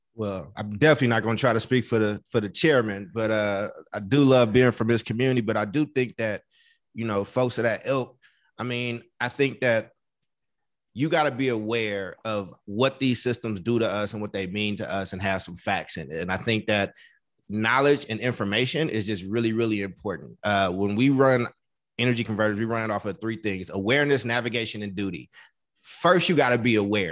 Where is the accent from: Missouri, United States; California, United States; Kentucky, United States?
California, United States; Oakland; also born or lived in Chicago; I'm an Oakland boy. I was born in Chicago, but I'm i I'm an Oakland dude